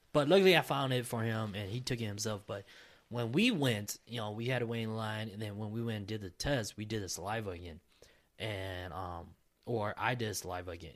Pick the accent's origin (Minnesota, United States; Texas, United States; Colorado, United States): Minnesota, United States; I was born and raised in Minnesota